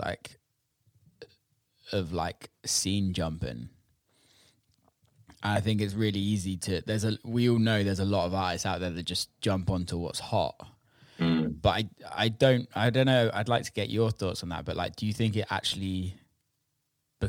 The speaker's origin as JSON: {"language": "English", "region": "England", "country": "United Kingdom", "said": "I'm British, I'm English"}